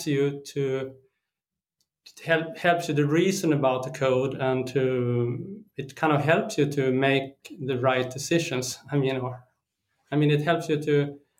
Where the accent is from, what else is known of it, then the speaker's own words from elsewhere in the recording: Sweden; I'm from Sweden